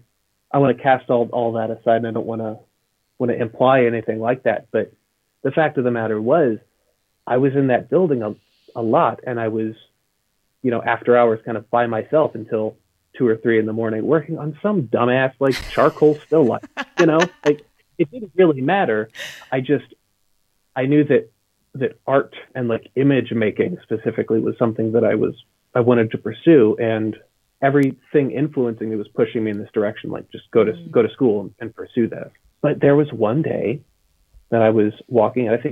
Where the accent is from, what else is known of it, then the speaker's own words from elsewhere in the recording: near Edwardsville, Illinois, United States; I went to the closest school to my hometown, and that was Southern Illinois University in Edwardsville